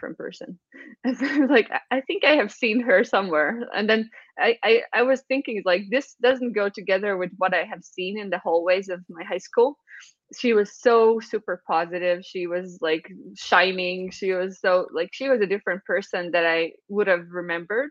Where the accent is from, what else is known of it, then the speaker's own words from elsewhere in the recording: Valmiera, Latvia; moved away as an adult; I'm from Valmiera